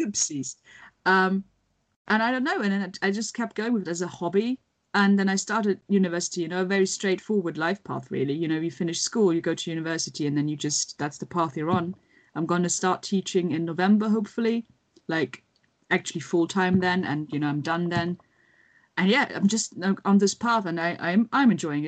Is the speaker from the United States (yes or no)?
no; Germany; moved away; where I grew up in Germany